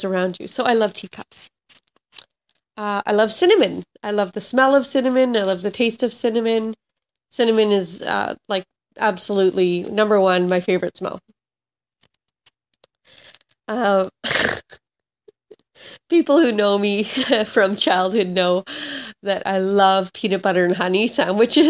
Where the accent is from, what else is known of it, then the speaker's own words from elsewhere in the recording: Vancouver Island, British Columbia, Canada; now in New Westminster, Canada; I grew up on Vancouver Island